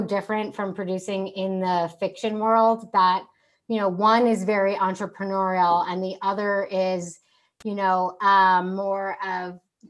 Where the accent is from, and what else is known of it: New York, United States; born or raised there